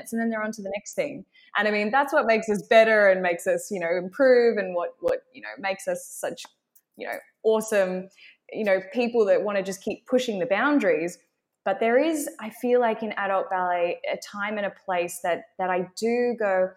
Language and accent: English; Australia; accent: Australian; my Australian accent